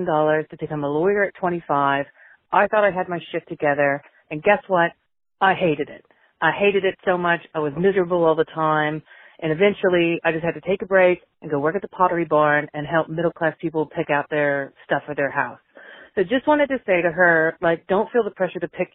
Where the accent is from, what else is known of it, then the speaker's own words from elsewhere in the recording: United States; now in Australia; I'm an American